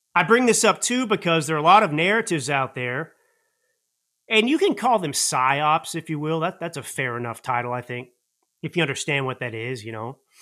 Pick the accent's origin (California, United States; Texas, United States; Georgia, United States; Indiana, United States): Texas, United States; Dallas; I grew up in Dallas